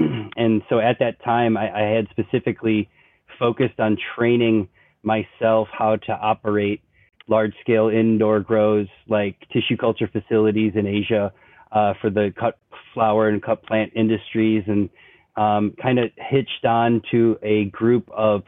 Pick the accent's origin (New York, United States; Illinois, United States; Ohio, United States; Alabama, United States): Illinois, United States; Chicago; moved away as an adult; also born or lived in Hawaii; I grew up in Chicago